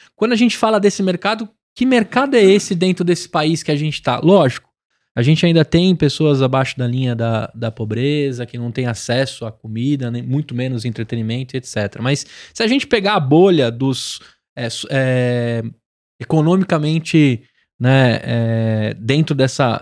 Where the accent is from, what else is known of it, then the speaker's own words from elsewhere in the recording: São Paulo, Brazil; Sou de São Paulo, natural